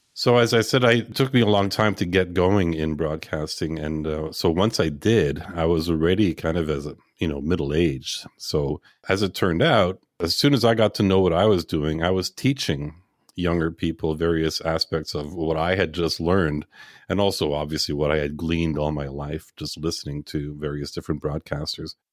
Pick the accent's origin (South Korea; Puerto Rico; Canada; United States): Canada; Montreal, Quebec; I was born and raised in Montreal